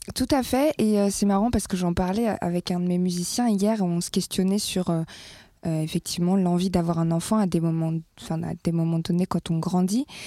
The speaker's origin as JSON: {"language": "French", "country": "France", "tie": "born or raised there", "said": "là où j'ai grandi, c'est-à-dire euh, les petits villages de France"}